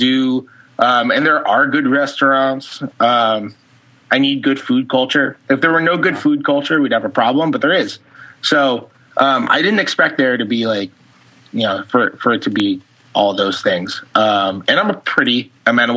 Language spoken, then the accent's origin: English; New York, United States; moved away as an adult; now in Oklahoma City, United States; New York will always be my favorite city, and I'm from New York